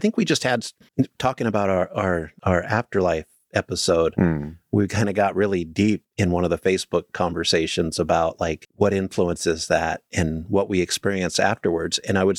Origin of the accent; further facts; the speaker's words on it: Damla, Haryana, India; Well, no. Anyway, my hometown is Damla. It's a village in Haryana.